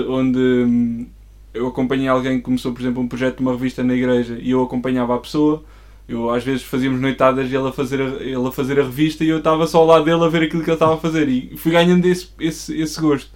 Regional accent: Coimbra, Centro, Portugal; sou de Coimbra, nasci lá

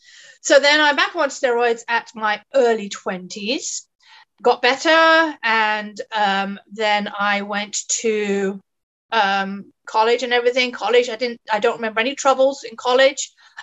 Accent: England, United Kingdom; moved away as an adult; also born or lived in United States / Philadelphia; I am English, but I spent 25 years in the States

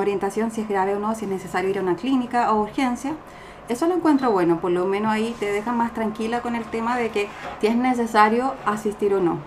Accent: Chile; moved away as an adult; now in Montreal, Canada; vengo de Chile

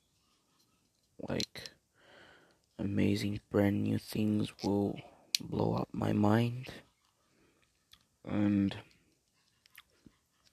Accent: China; also born or lived in Korea; I was born in Korea, but I left Korea when I was about 6 years old. So clearly, China is my homeland.

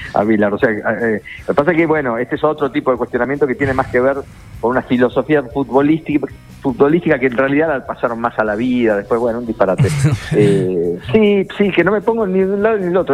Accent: La Plata, Buenos Aires Province, Argentina; siendo platense, estudiante

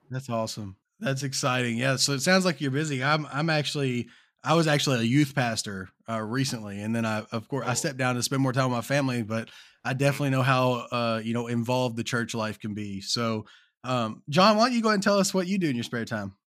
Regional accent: Kentucky, United States; I'm from Kentucky

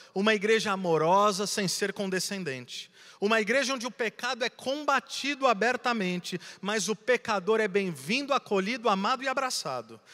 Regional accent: Santos, São Paulo, Brazil; moved away as an adult; now in Campo Mourão, Brazil; Eu sou de Santos, nascido e criado

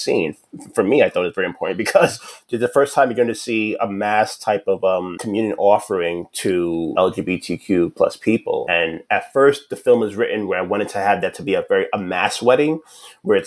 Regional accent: New York City, New York, United States; I'm from New York City

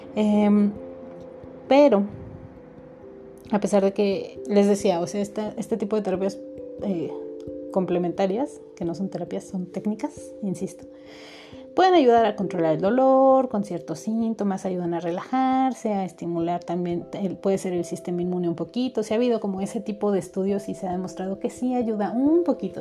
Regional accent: Mexico; yo soy mexicana

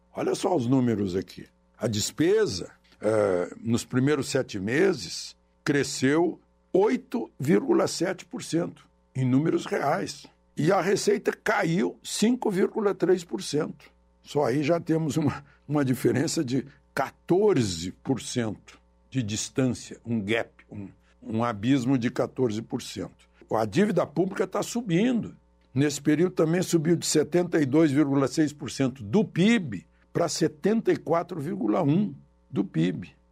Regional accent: Cachoeira do Sul, Rio Grande do Sul, Brazil; now in Brasília, Brazil; da minha cidade natal, da minha Cachoeira do Sul

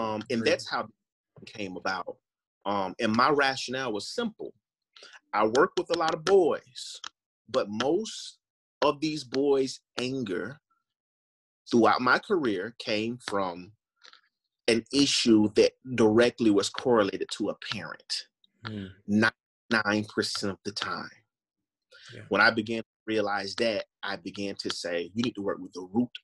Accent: Florida, United States; I'm born and raised in Florida.

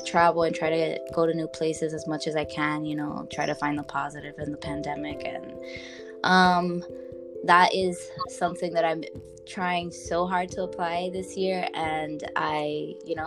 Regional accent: New York, United States; I'm from New York. I'm Dominican.

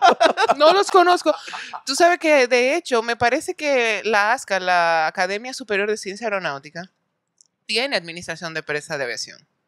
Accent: Santo Domingo, Distrito Nacional, Dominican Republic; nací en República Dominicana, en Santo Domingo, nací

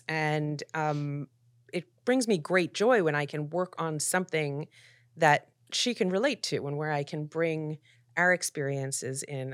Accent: Philadelphia, Pennsylvania, United States; also born or lived in New York; now in Los Angeles, United States; I grew up in Philadelphia in the eighties

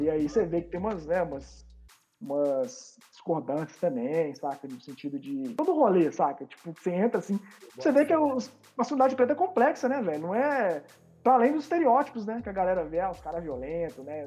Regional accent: Belo Horizonte, Minas Gerais, Brazil; sou nascido e criado em Belo Horizonte.

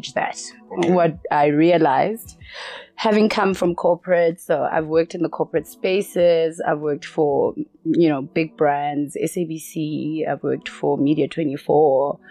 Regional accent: Soweto, Gauteng, South Africa; So I grew up in a small neighborhood in Soweto.

